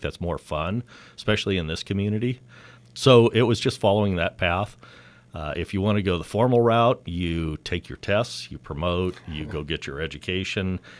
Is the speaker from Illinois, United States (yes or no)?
no; Napa, California, United States; I was born and raised here